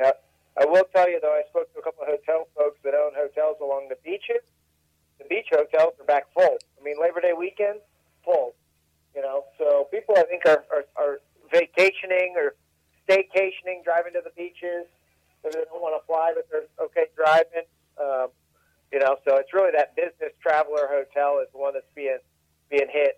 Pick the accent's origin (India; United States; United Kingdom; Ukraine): United States; Tampa, Florida; I grew up right here in Tampa